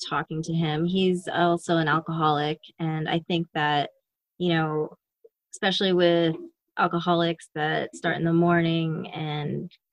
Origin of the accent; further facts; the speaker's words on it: Las Vegas, Nevada, United States; I grew up in Vegas, where sex and nudity was very open